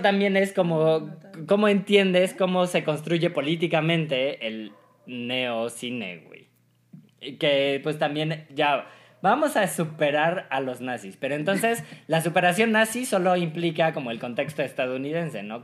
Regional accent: Mexico; nosotros como mexicanos

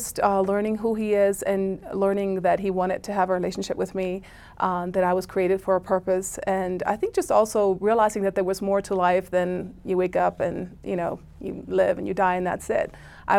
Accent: Germany; I grew up in Germany

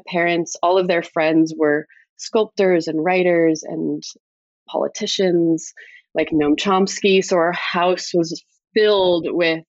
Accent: South Kingstown, Rhode Island, United States; also born or lived in New York City; I grew up in South Kingstown, Rhode Island, a small town in a small state.

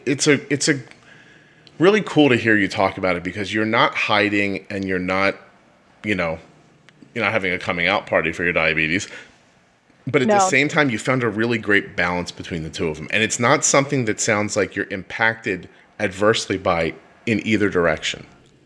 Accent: Northeast, United States; because I am chatty and we are from the Northeast, Kelly. I start talking, I get faster as I'm speaking.

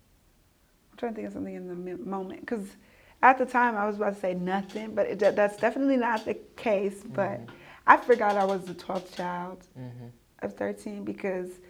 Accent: United States; I grew up in the United States

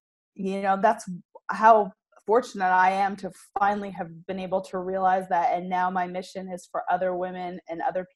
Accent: Canada; moved away as an adult; now in Arkansas, United States; But I am originally from Canada. I now live in Arkansas, actually.

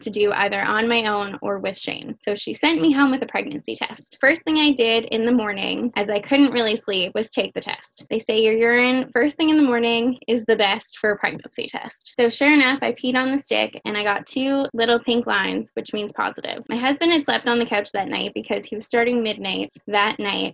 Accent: Windsor, Ontario, Canada; I'm 31 years old. I was born and raised in Windsor, Essex County

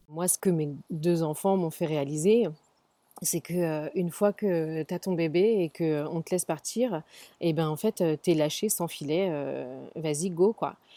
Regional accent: Paris, Île-de-France, France; moved away as an adult; now in San Francisco, United States; Je suis née, j'ai grandi à Paris, j'ai travaillé à Paris

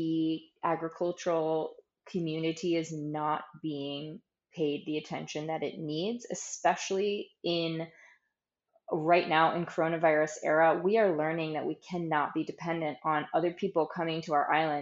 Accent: United States; moved away as an adult; now in Saint Kitts and Nevis; I'm an American working St. Kitts

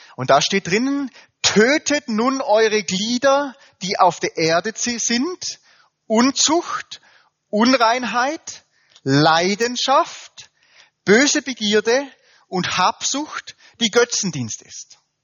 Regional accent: Germany; wir Deutschen

